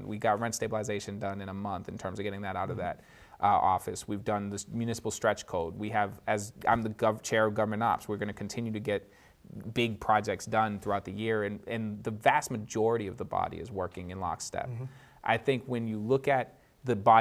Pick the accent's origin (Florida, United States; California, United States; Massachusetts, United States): Massachusetts, United States; Boston; I grew up in Hyde Park